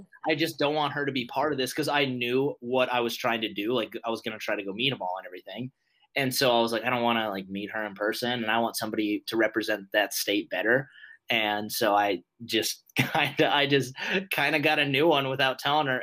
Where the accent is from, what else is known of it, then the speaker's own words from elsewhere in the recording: Montana, United States; moved away as an adult; also born or lived in Fargo, North Dakota; I'm 24 years old and I'm from Montana.